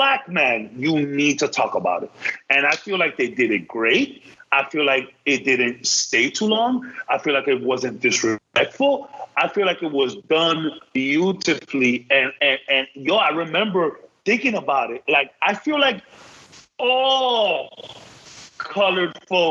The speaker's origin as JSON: {"language": "English", "country": "Dominican Republic", "said": "I am from the Dominican Republic"}